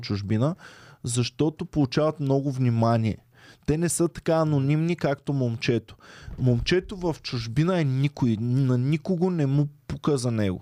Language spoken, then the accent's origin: Bulgarian; Stara Zagora, Stara Zagora Province, Bulgaria; moved away; как съм тръгнал от Стара Загора, където аз си имах стая